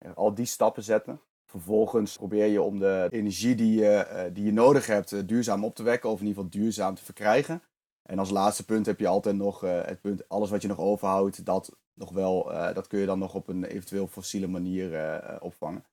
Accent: eastern Netherlands, Netherlands; also born or lived in Zwolle; ik kom uit het oosten van Nederland

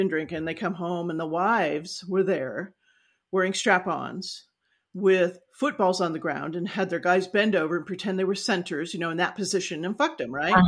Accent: Los Angeles, California, United States; also born or lived in San Joaquin Valley / Ventura; I grew up in the San Fernando Valley

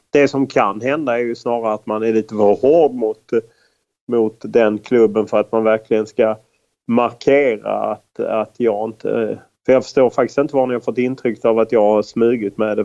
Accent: Lund, Skåne, Sweden; moved away as an adult; also born or lived in United States; i Lund där jag växte upp och eh, bodde fram till jag var 28 år

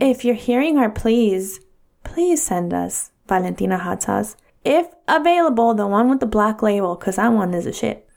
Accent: California, United States; I was born in California, so I'm automatically a US citizen

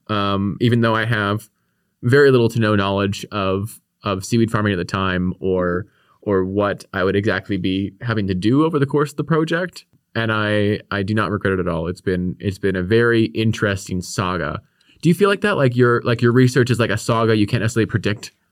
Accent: Victoria, British Columbia, Canada; I grew up here on the Kwangan Territory in, in Victoria.

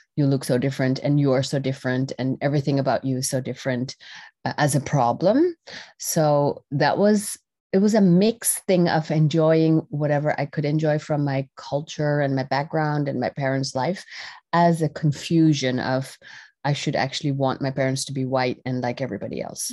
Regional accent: Netherlands; I was r-, born and raised in the Netherlands, uh, in Europe

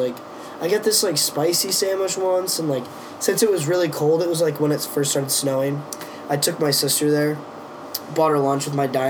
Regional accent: Iowa, United States; moved away; Since we're all from Iowa

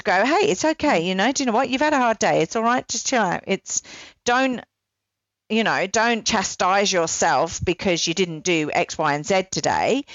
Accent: England, United Kingdom; part of my upbringing, I'm English

